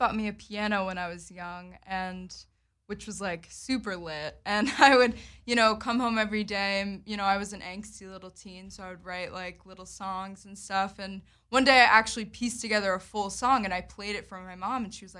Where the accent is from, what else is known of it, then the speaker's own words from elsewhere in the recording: Berwyn, Pennsylvania, United States; moved away; I grew up in Berwyn, Pennsylvania.